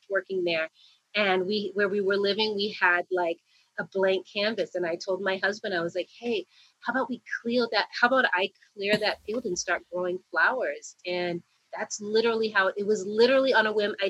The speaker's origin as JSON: {"language": "English", "town": "Boston", "region": "Massachusetts", "country": "United States", "tie": "born or raised there", "moved": "yes", "lives_now": "Arizona, United States", "said": "growing up in Boston"}